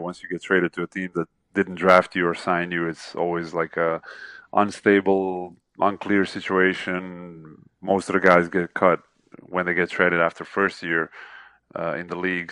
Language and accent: English; Zagreb, City of Zagreb, Croatia; that is my hometown